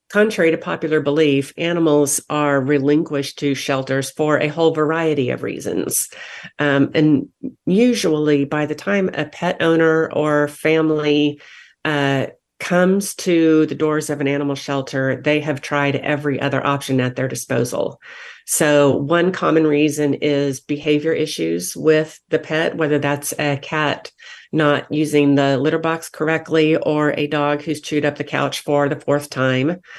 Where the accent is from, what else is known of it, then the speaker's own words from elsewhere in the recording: Wichita, Kansas, United States; moved away as an adult; now in Wake County, United States; I came from Wichita, Kansas. I was born and raised, born and raised there.